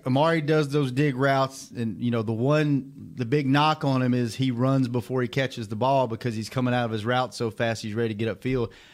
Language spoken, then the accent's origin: English; North Louisiana, United States; I'm I'm from North Louisiana